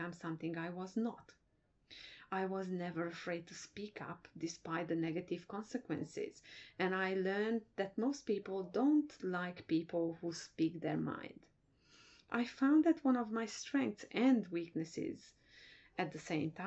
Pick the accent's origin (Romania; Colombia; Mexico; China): Romania; Transylvania; moved away as an adult; I was born in Transylvania, now part of Romania. Even my birth was a defiant act on my parents' part because we belong to the biggest minority in Romania, being Hungarians.